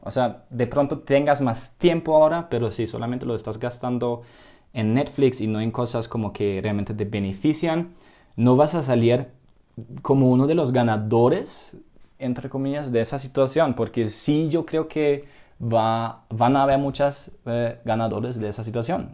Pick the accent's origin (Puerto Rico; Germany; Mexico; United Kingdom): Germany; now in Colombia; soy de, soy de Alemania